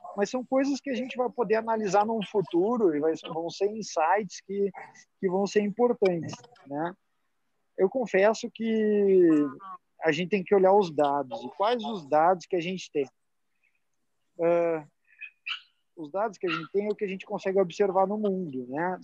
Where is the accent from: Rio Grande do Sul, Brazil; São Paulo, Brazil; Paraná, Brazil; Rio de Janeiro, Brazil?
Rio Grande do Sul, Brazil; vou falar como bom gaúcho